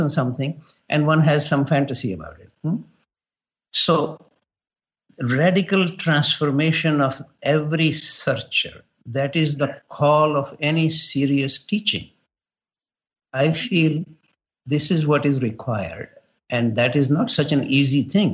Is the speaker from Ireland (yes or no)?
no; India; now in Canada; growing up in India